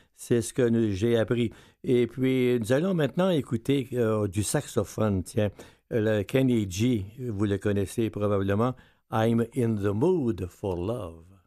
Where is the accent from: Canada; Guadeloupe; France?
Canada; Quebec; chez nous au Québec